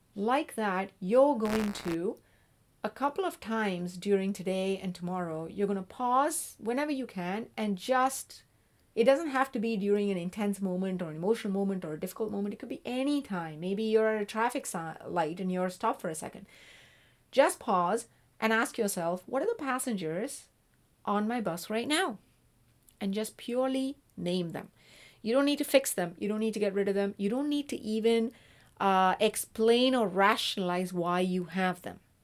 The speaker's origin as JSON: {"language": "English", "region": "South India", "country": "India", "moved": "yes", "said": "I'm originally from South India."}